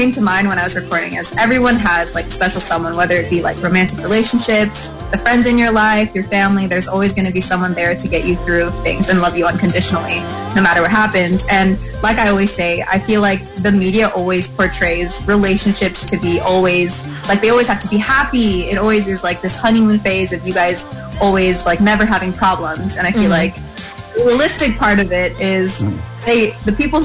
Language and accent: English; United States; I'm American, and I'm 21 years old.